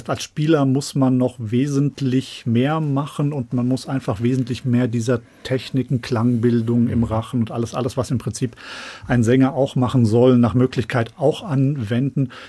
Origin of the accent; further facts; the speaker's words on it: Rodheim vor der Höhe, Hesse, Germany; Ja, ich habe in Rotheim vor der Höhe, wo ich aufgewachsen bin, bin ich von meinen Eltern irgendwie so im Alter von zehn oder zwölf Jahren in den Posaunenchor gesteckt worden